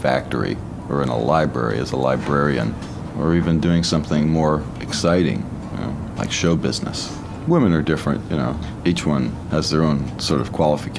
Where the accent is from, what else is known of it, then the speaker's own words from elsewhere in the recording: United States; I'm an American. I was born here.